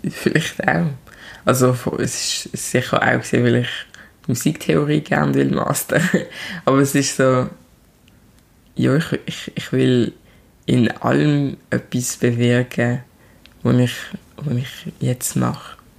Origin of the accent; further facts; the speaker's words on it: Switzerland; accent: Basel; Ich bin hier in der Schweiz geboren und aufgewachsen. Ich sehe anders aus. Also ich, ich, bin, ich bin schwarz. Aber wenn ich rede, dann äh, hört man die Herz. Also, ich will sagen mega viel Basler